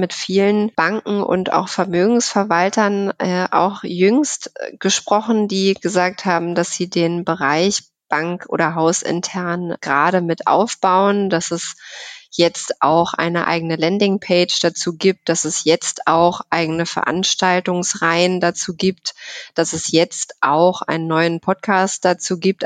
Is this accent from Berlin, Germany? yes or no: yes; Berlin, Germany; Ich bin in Berlin geboren tatsächlich